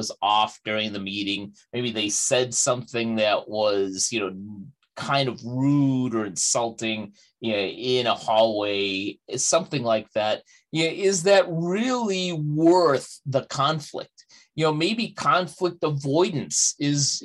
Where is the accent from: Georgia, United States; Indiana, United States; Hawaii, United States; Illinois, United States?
Illinois, United States; Chicago; my hometown of Chicago